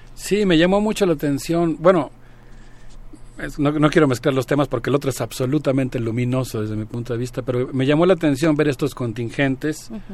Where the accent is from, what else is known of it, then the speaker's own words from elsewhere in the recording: Mexico; como mexicano